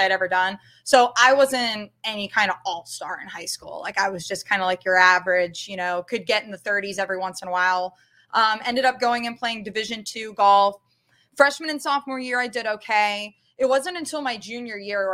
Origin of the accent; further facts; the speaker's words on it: Vienna, Ohio, United States; So I grew up in the area. I'm originally from Vienna.